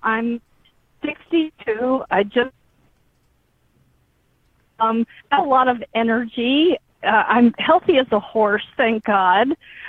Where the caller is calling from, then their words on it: Texas, United States; And I'm calling from Texas.